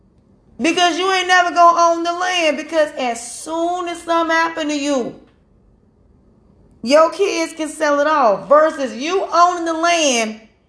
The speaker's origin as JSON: {"language": "English", "region": "North Carolina", "country": "United States", "said": "I'm from North Carolina"}